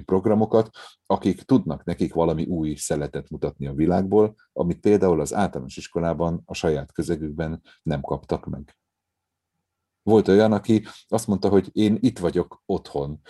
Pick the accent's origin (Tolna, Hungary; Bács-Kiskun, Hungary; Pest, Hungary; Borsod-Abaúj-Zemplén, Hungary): Pest, Hungary; Gödöllő; also born or lived in Szeged; én mivel a Gödölői Petőfi Sándor művelődési házban nőttem föl